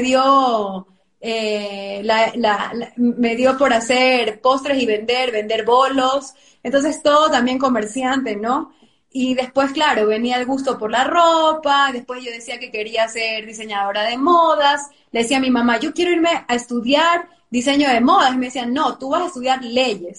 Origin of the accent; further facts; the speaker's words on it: Ecuador; como ecuatorianos